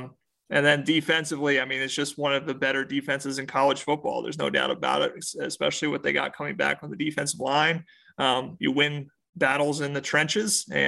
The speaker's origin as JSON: {"language": "English", "region": "Southern New Jersey", "country": "United States", "tie": "born or raised there", "also_born_or_lived": "Bloomington, Indiana", "moved": "as an adult", "lives_now": "South Carolina, United States", "said": "if you started in 1986, I was 1 year old and Southern New Jersey. Grew up on Rocky movies and hoagies, not subs. And I came here from Bloomington, Indiana about a year ago."}